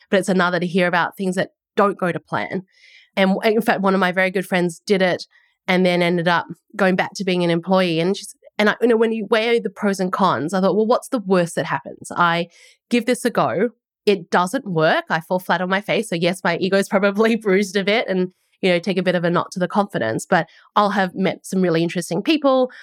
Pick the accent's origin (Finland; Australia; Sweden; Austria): Australia; moved away as an adult; also born or lived in United States; now in New Zealand; I'm an Aussie, um, and that's where I grew up